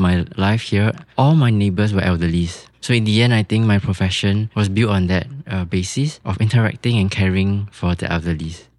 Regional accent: Singapore; I remember growing up here, particularly the memories of my house and also my dad's shop

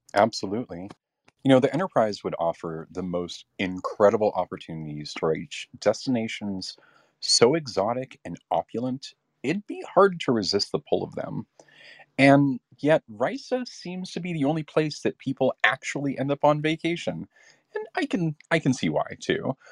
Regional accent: Southern California, United States; my family and I grew up in Southern California

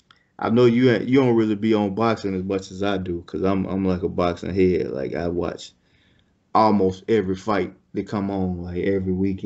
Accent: Alabama, United States; I'm from Alabama and I love everything Alabama.

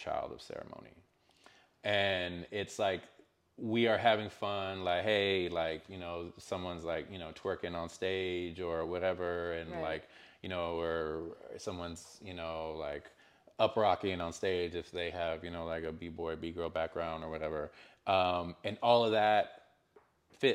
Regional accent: Canyon, Texas, United States; moved away as an adult; also born or lived in El Paso, Texas; now in Austin, United States; growing up in the Panhandle

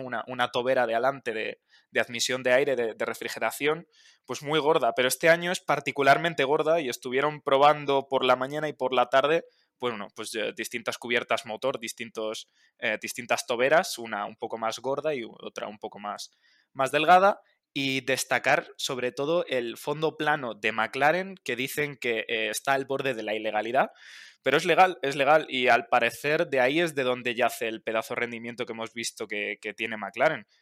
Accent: Spain; como, español

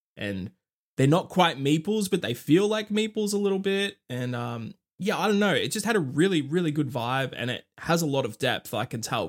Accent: Australia; I'm Australian

